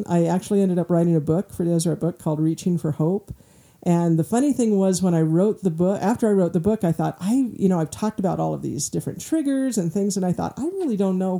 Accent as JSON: {"language": "English", "region": "Michigan", "country": "United States", "said": "I'm from Michigan"}